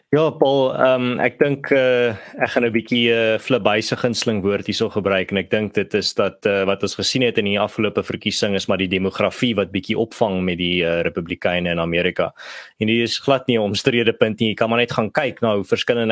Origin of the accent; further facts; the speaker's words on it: South Africa; as 'n Suid-Afrikaner